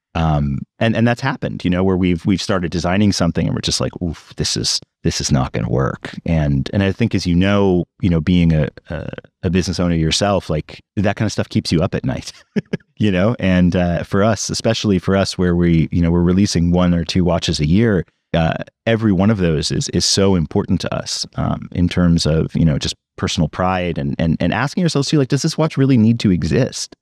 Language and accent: English; New York City, New York, United States; I grew up in New York City